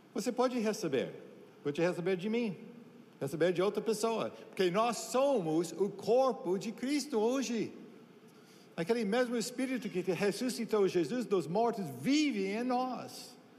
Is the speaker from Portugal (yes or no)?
no; United States; Portuguese is a second language; also born or lived in Brazil; now in Santarém, Brazil; como americano